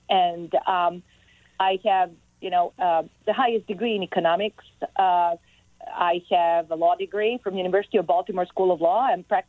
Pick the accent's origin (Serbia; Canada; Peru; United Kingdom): Serbia; Belgrade; English is a second language; moved away as an adult; now in Maryland, United States; So I was born in Belgrade, which was the capital city of Yugoslavia in the early 70s. And I grew up in socialist, communist country.